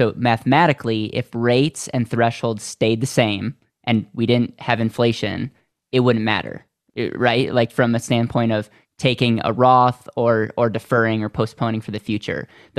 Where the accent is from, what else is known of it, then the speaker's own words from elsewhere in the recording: Wisconsin, United States; I am from Wisconsin. Yeah.